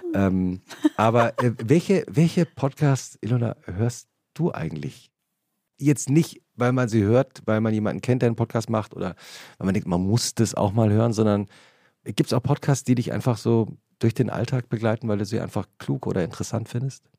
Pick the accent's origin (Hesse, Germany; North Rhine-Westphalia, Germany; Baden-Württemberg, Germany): Hesse, Germany; Langgöns; also born or lived in Butzbach; Und ich bin genau an der Grenze aufgewachsen. Ich, also mein Heimatdorf Langgöns liegt noch auf der nördlichen Grenze